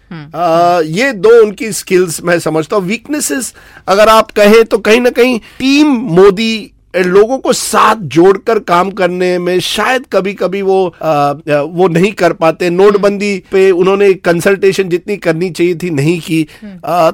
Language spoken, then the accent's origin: Hindi; Ahmedabad, Gujarat, India; मैं खुद मेरा जन्म अहमदाबाद में हुआ है